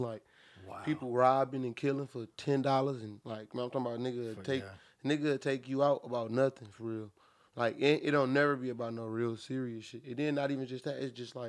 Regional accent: Beecher, Michigan, United States; also born or lived in Flint, Michigan; I really was born and raised, like for real, in Beecher

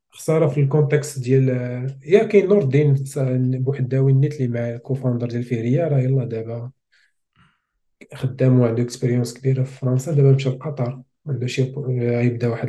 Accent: Smara, Laâyoune-Sakia El Hamra, Morocco; also born or lived in Beni Bouayach; ما قريتش فيها زاديت

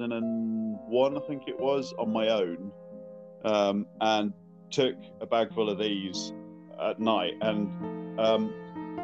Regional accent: Northamptonshire, East Midlands, United Kingdom; moved away as an adult; also born or lived in Leeds / London; now in Aberdeen, United Kingdom; I only lived there till I was 7. And then and then my parents split up, so we moved down to Northamptonshire, where I spent most of my childhood

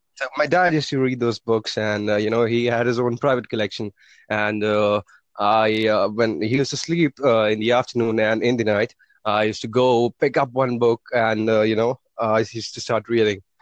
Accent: India; I'm from India

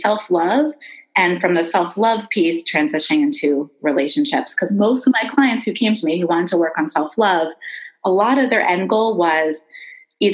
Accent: Philadelphia, Pennsylvania, United States; moved away as an adult; also born or lived in Boston / Hawaii; now in Oregon, United States; I'm from Philadelphia originally.

